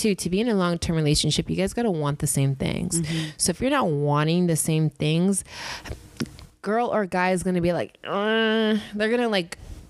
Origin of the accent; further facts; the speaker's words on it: Inland Empire, California, United States; also born or lived in Whittier, California; now in Los Angeles, United States; I was born in Whittier, grew up in the Inland Empire, went to an all-girls Catholic high school, St. Lucie's, loved it. Then went to UC Riverside.